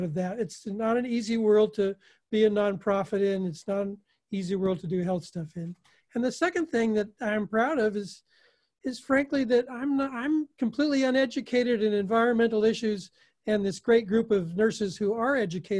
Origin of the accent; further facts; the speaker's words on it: Oregon, United States; a farm boy from Oregon